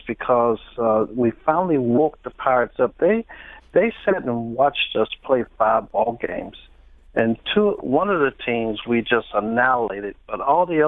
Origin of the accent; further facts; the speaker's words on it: St. Louis, Missouri, United States; I grew up in St. Louis at Sumner High School, and then I went to St. Louis University